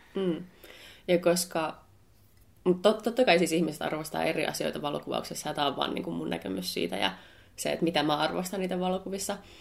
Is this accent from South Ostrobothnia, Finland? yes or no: no; Helsinki, Uusimaa, Finland; Mä oon helsinkiläinen ammattivalokuvaaja